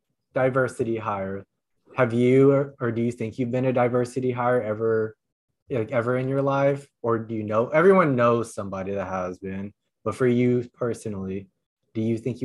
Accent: Indiana, United States; moved away as an adult; now in Texas, United States; when I was growing up in Indiana, I was always like, you know, a minority.

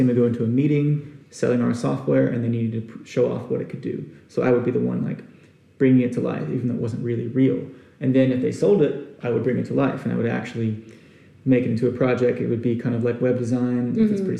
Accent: Arkansas, United States; moved away as an adult; also born or lived in Houston, Texas / Austin, Texas; I wanted to get out of Austin, Texas, because it's really not that far from where I was born in Houston and where I grew up in Arkansas.

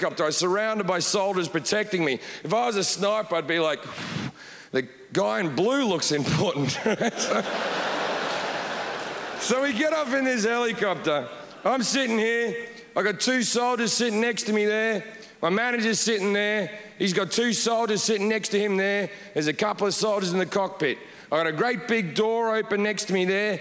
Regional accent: Australia; moved away as an adult; also born or lived in United Kingdom; now in Los Angeles, United States; I am an Australian. I lived in the UK for like 10 years. Now I live

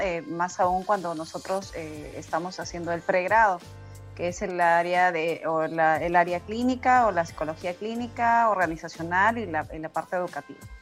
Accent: Lima, Peru; also born or lived in a province of Peru; yo nací en una provincia de Perú, pero todo el tiempo he, vivido en la capital de Perú, en Lima

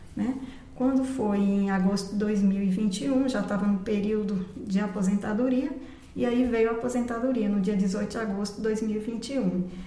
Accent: Barreiras, Bahia, Brazil; moved away as an adult; also born or lived in Brasília; E nasci em Barreiras, morei lá até os 21 anos. Quando eu concluí a faculdade, me mudei para Brasília.

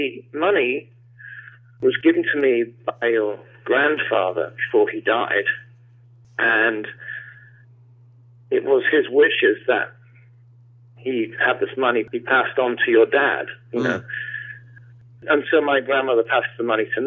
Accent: London, United Kingdom; I grew up in London, mainly southwest London.

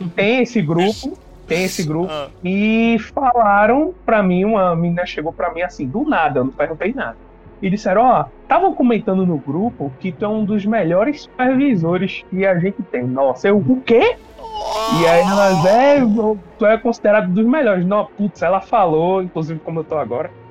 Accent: Pernambuco, Brazil; aqui em Pernambuco, sou de Pernambuco, tá?

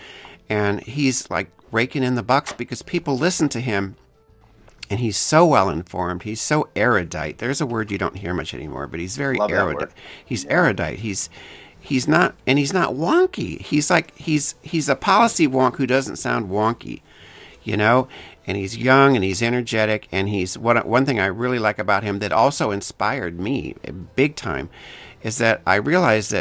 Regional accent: Elkhart, Indiana, United States; I grew up in Elkhart

